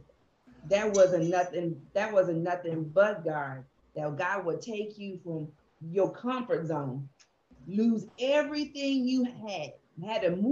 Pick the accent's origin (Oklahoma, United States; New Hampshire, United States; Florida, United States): Oklahoma, United States; I'm originally from Oklahoma.